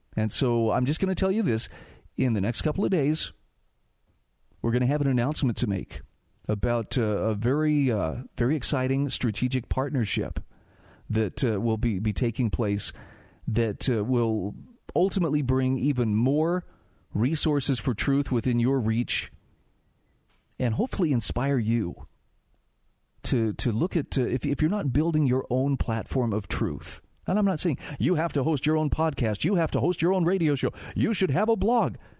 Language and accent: English; Utah, United States; my home state of Utah